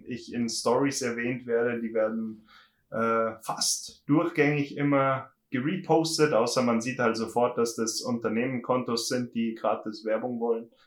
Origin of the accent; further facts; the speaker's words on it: Berchtesgadener Land, Bavaria, Germany; ich komme aus dem schönen Berchtesgadener Land, also ganz südlich, bin schon mhm. fast in Österreich